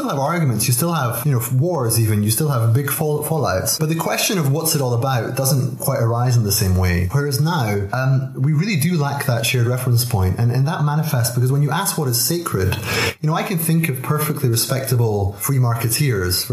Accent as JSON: {"language": "English", "town": "Aberdeen", "region": "Scotland", "country": "United Kingdom", "tie": "born or raised there", "accent": "Scottish burr", "said": "I was born in Aberdeen in 1977."}